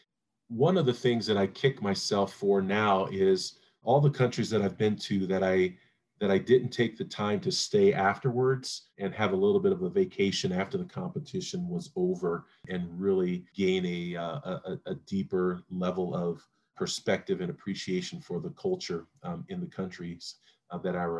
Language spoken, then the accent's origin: English; St. Joseph, Missouri, United States; my hometown of St. Joseph, Missouri